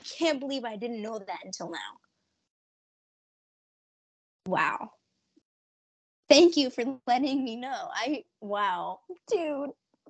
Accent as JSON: {"language": "English", "town": "Concord", "region": "California", "country": "United States", "tie": "born or raised there", "moved": "as an adult", "said": "Concord, California is my hometown. That's where I was pretty much born and raised until 2020."}